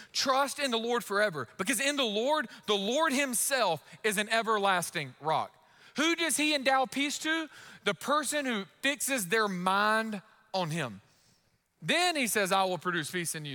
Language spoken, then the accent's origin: English; United States; as an American